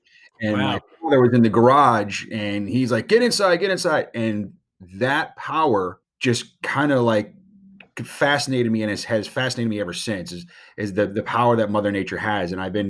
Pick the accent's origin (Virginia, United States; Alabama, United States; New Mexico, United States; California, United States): Virginia, United States; Virginia Beach; I grew up in Virginia Beach, Virginia.